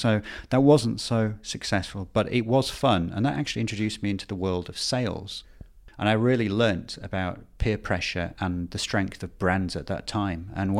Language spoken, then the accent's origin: English; Bradford, Yorkshire and the Humber, United Kingdom; born there; I was born in Bradford, indeed.